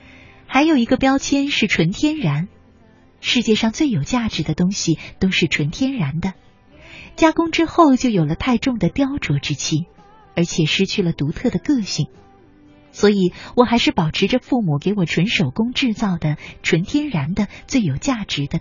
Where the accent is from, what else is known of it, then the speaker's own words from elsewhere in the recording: southern Taiwan, Taiwan; 我出生在台湾南部的一个小地方，那里的人都很穷，我家最穷，因为我家有十八个兄弟姐妹，我排行十二。